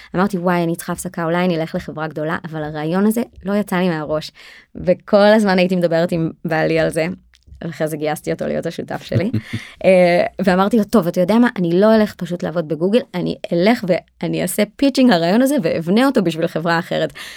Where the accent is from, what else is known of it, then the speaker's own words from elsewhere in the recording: Israel; אנחנו ישראלים אנחנו מאוד תכלס דוגרי